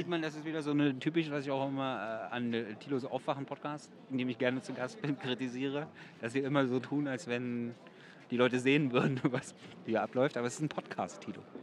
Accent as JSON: {"language": "German", "region": "Berlin", "country": "Germany", "tie": "born or raised there", "said": "in meiner Heimatstadt"}